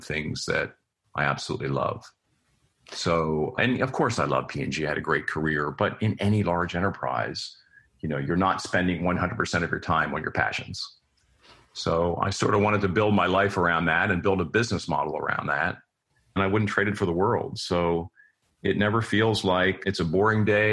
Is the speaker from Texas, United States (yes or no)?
no; near Philadelphia, Pennsylvania, United States; moved away as an adult; also born or lived in Cincinnati, Ohio; I grew up near Philadelphia